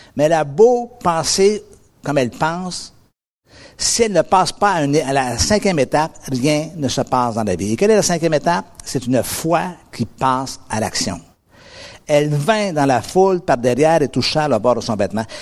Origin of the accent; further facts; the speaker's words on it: North American, near the US border, Montreal area, Quebec, Canada; je suis un Nord-Américain. Et, euh, il y a un tout petit pays à peu près à quarante-cinq minutes de route de chez moi qui s'appelle les États-Unis